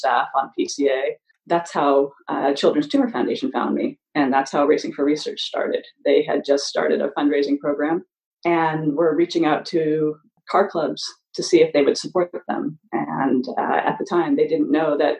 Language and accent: English; Southern California, United States; Growing up in Southern California, the Long Beach Grand Prix was a huge stop.